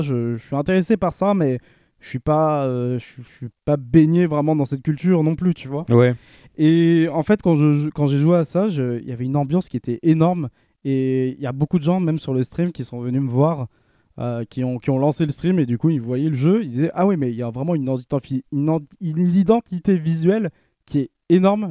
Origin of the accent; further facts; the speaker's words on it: France; en tant que Français